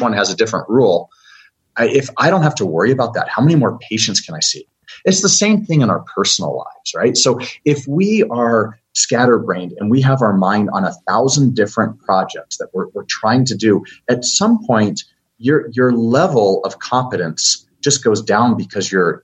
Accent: United States; I'm an American.

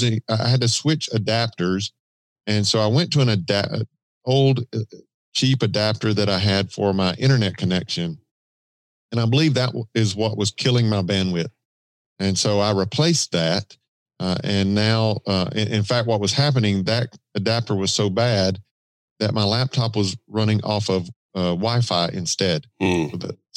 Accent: Georgia, United States; accent: Southern drawl; That wasn't the Georgia, the Southern drawl.

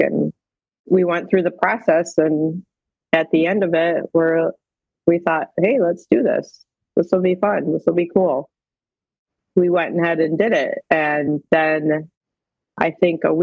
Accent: Oregon, Ohio, United States; also born or lived in Oklahoma; I'm from Oregon, Ohio

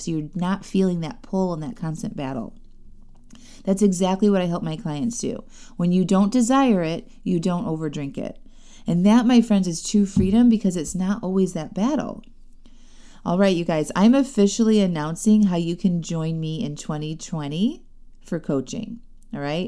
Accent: Chesterton, Indiana, United States; moved away; my hometown, Chesterton, Indiana

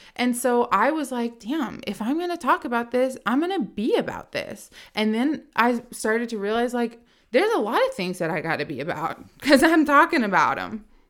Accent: Richmond, Virginia, United States; moved away as an adult; now in Nashville, United States; I was born and raised in Richmond, Virginia

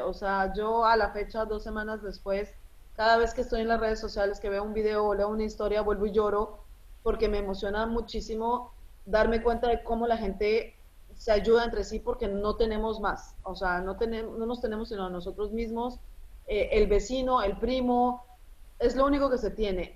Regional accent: Colombia; Spanish is a second language; moved away as an adult; now in Beirut, Lebanon; yo soy libanesa. Eh, a los 10 años eh, me fui a vivir a Colombia y allá crecí.

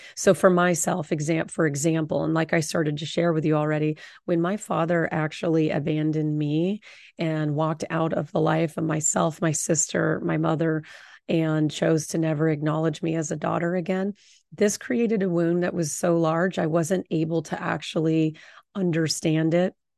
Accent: Orange County, Southern California, United States; I grew up in Orange County

